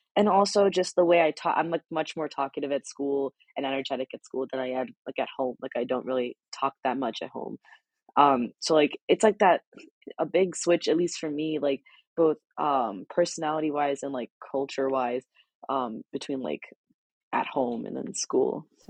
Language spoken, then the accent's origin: English; Hillsborough, New Jersey, United States; I lived in Hillsboro basically my entire life